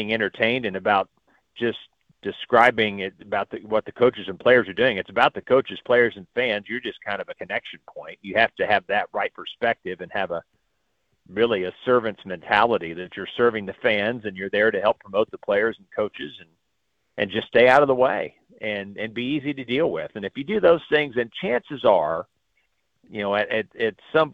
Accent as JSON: {"language": "English", "region": "Missouri", "country": "United States", "tie": "born or raised there", "moved": "yes", "said": "growing up in Missouri"}